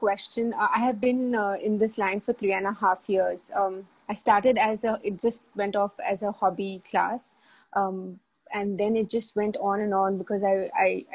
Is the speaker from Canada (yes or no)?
no; India; now in Dubai, United Arab Emirates; I come from India. I've been in Dubai for a while.